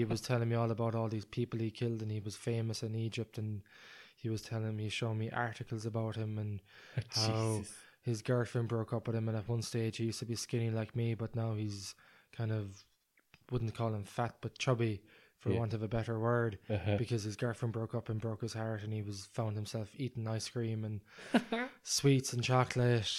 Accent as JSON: {"language": "English", "country": "Ireland", "said": "I'm from Ireland where it's very cold."}